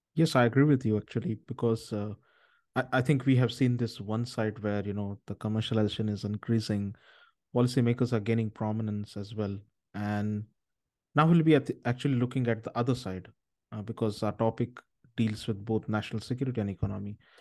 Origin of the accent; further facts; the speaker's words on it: India; I'm originally from India